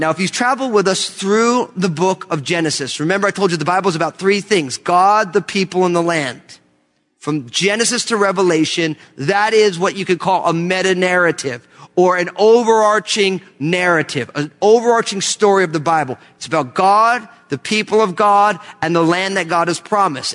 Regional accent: New Jersey, United States; moved away; also born or lived in California; I left California to go back to my home state of New Jersey

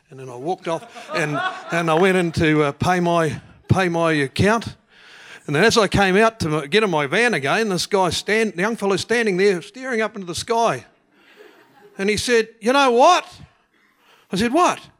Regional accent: Te Puna, Bay of Plenty, New Zealand; Te Puna.

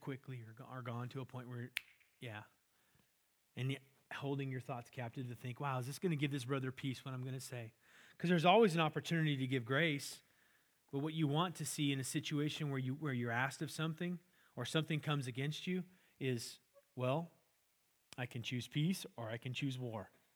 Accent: California, United States; I grew up in California, had an orange tree in the backyard

